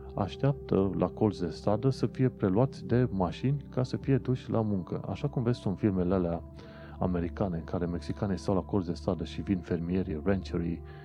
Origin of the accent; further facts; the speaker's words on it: Constanța, Constanța County, Romania; moved away as an adult; now in United Kingdom; Constanța, orașul meu